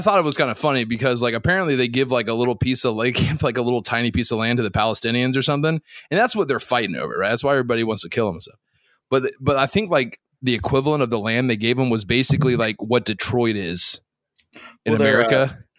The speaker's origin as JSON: {"language": "English", "country": "Saudi Arabia", "tie": "born there", "said": "I can't because I was born in Saudi."}